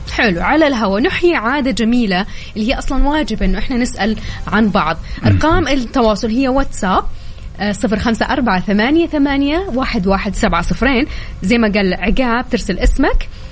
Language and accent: Arabic; Taif, Makkah Province, Saudi Arabia; انا من مواليد الطايف